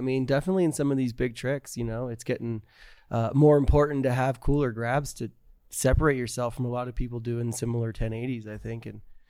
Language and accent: English; Vernon, New Jersey, United States; moved away; also born or lived in Florida; I grew up in New Jersey and Florida.